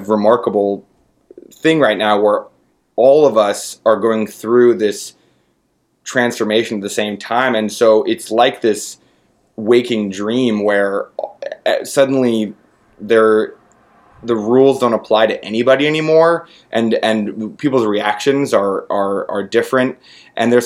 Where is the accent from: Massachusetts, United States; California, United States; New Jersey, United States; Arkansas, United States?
California, United States; San Francisco; I'm from San Francisco, and I'm 31 now. So it was like, you know, in my childhood, I grew up in the 90s